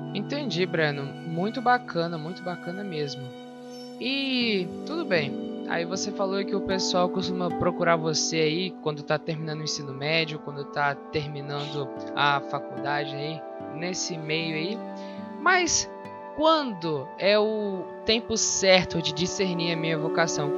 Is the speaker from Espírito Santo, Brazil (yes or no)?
yes; Espírito Santo, Brazil; eu sou do Espírito Santo